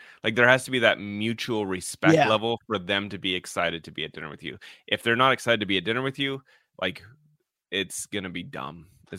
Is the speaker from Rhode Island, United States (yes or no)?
no; Colorado, United States; I grew up in Colorado with him being like the biggest star on the planet.